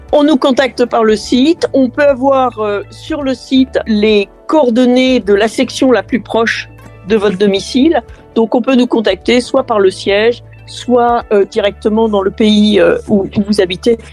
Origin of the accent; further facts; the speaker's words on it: France; nous restons toujours français.